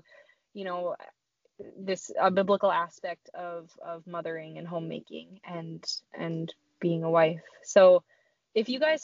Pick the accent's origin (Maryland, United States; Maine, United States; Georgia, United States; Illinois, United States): Maine, United States; moved away as an adult; also born or lived in Pennsylvania; now in Michigan, United States; I grew up in Maine, and so I'm from like the, you know, basically Canada. I grew up in Maine.